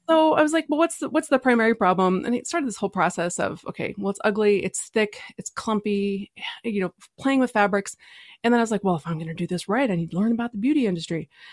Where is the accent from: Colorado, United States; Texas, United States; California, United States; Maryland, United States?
Texas, United States; I'm from Texas